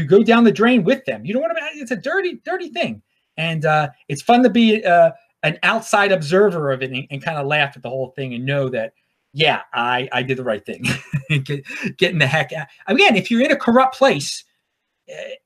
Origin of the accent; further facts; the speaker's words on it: Baltimore, Maryland, United States; now in Los Angeles, United States; I'm from Baltimore originally